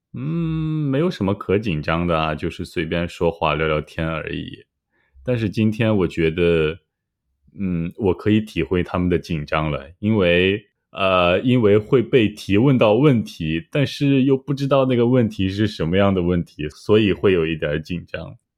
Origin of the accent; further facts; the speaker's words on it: Shanxi, China; 山西过油肉是我家乡的中国菜